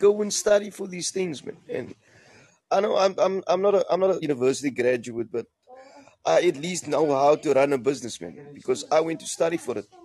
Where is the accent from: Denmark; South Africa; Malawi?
South Africa; I'm fully South African man.